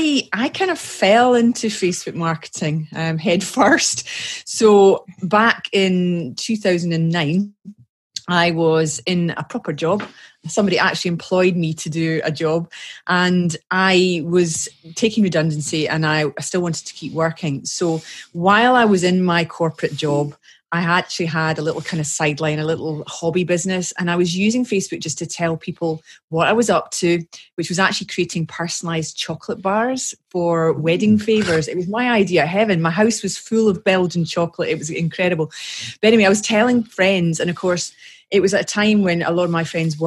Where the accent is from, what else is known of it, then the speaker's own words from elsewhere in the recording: Scotland, United Kingdom; I'm a Scottish lass working in Scotland